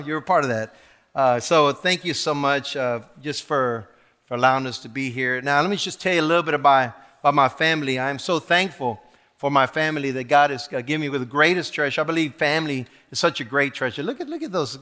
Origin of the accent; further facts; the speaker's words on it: the Rio Grande Valley, Texas, United States; also born or lived in Monterrey, Mexico; I was born in Monterrey, Mexico, okay, and was raised in the valley in, in Brown, Brown Sur, Texas.